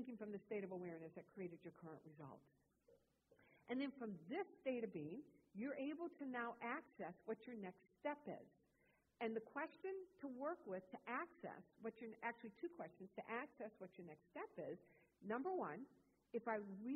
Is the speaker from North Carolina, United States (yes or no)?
no; Wisconsin, United States; moved away; I grew up in Wisconsin.